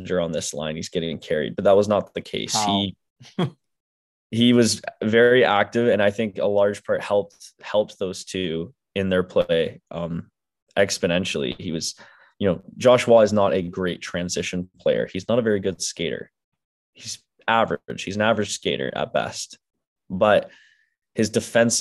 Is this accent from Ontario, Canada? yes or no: yes; near Port Hope, Ontario, Canada; moved away; 15 minutes away from my hometown